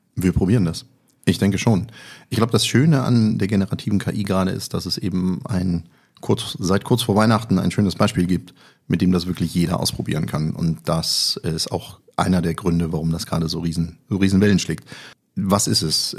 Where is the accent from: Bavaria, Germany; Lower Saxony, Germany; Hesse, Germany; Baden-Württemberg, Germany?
Hesse, Germany; Kassel; born or raised there